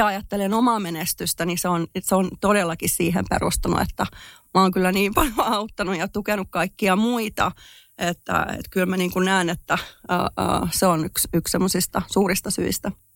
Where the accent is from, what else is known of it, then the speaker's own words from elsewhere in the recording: Finland; moved away as an adult; also born or lived in United States; mähän olen muuttanut Suomesta pois, kun mä olen ollut 22-vuotias ja siis olin Suomesta pois 20 vuotta